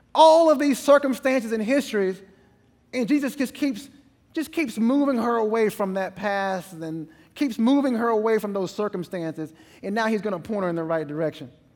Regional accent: East Texas, United States; I'm from East Texas

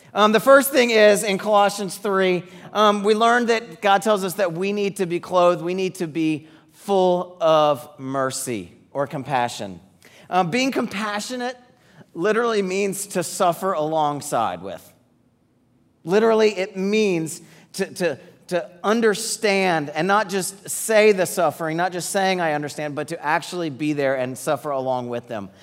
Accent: Atlanta, Georgia, United States; moved away as an adult; we grew up in the Atlanta area

